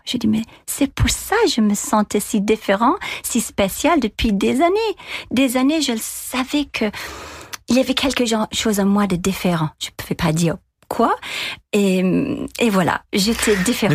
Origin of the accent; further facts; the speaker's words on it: Dundalk, Leinster, Ireland; French is a second language; moved away; also born or lived in Dublin; chez moi, à Dundalk